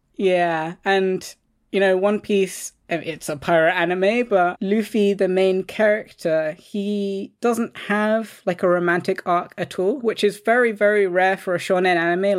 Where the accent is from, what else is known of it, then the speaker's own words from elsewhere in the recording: London, United Kingdom; I grew up in London